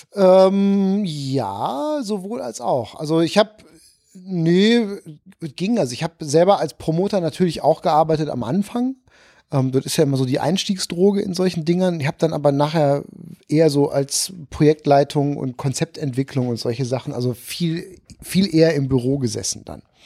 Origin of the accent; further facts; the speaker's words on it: Issum, North Rhine-Westphalia, Germany; moved away as an adult; also born or lived in Kamp-Lintfort; now in Cologne, Germany; Ich bin äh, Niederrheiner ursprünglich geboren in Kamblinfort, Weltstadt Kamblinfort